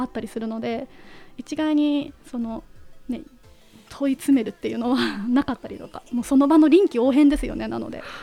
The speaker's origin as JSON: {"language": "Japanese", "town": "Yonezawa", "region": "Yamagata", "country": "Japan", "tie": "born or raised there", "moved": "as an adult", "lives_now": "Tokyo, Japan", "said": "地元の山形県米沢市の観光大使をやらせていただいてまして"}